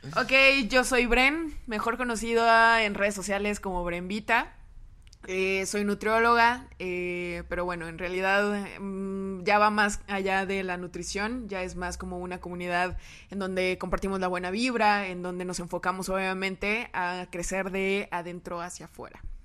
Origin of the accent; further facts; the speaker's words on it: San Luis Potosí, Mexico; moved away as an adult; now in Monterrey, Mexico; soy originaria de San Luis